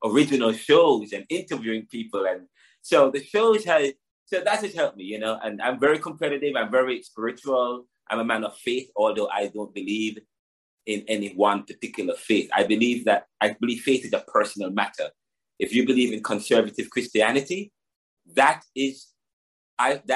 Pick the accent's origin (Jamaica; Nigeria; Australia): Jamaica; I'm from Jamaica